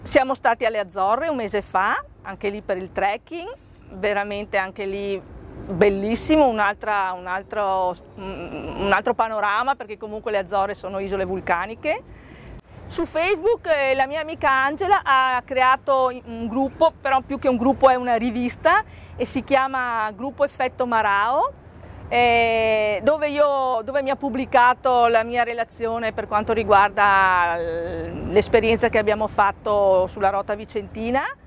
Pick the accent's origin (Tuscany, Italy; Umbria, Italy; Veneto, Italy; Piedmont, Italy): Veneto, Italy; Treviso; accent: Venetian; moved away as an adult; now in Faro, Portugal; Come potete sentire dal mio accento, sono veneta, precisamente della, dalla bellissima città di Treviso